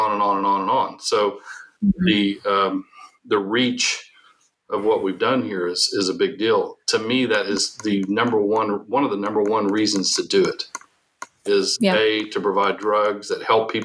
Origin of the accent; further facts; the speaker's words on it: Oklahoma, United States; also born or lived in Texas; I'm an Oklahoma native. I was born in Texas